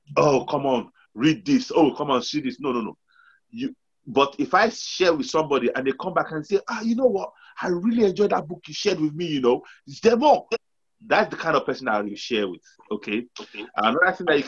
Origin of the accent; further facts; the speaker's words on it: Nigeria; we're from Nigeria.